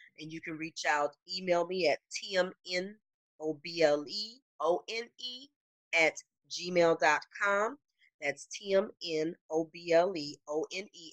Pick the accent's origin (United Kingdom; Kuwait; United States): United States; Illinois; also born or lived in Detroit, Michigan; I am originally from Detroit, but Illinois is where I spent the majority of my life